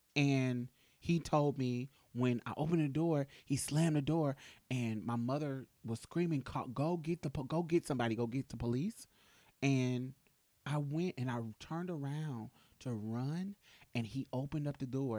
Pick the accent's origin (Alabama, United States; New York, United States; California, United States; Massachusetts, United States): Massachusetts, United States; Boston; I grew up in Boston too